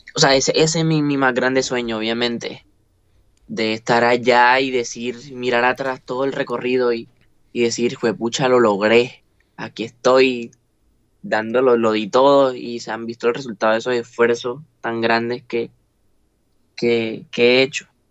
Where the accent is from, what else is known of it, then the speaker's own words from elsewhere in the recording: Montería, Córdoba, Colombia; de decir que soy costeño, de decir que soy monteriano